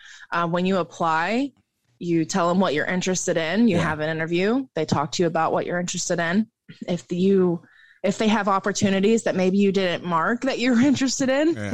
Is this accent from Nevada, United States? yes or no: no; West Virginia, United States; Well, I grew up in West Virginia.